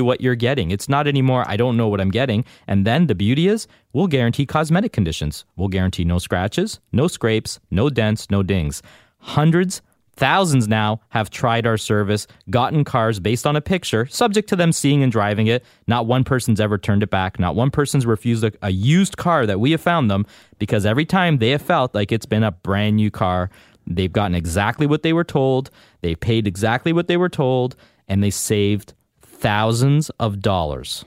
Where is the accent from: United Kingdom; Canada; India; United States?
Canada; I'm a proud, loyal Canadian. I was born and raised here.